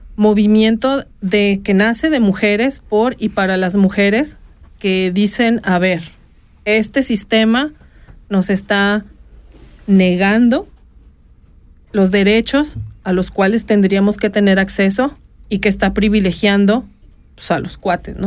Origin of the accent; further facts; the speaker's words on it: Guadalajara, Jalisco, Mexico; now in Switzerland; en la ciudad de Guadalajara, mi tierra natal